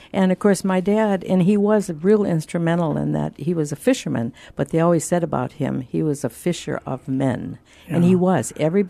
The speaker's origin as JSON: {"language": "English", "region": "Minnesota", "country": "United States", "tie": "born or raised there", "said": "Well, I grew up on Lake Superior, the great Lake Superior, that they say is the monster lake, the biggest of the Great Lakes."}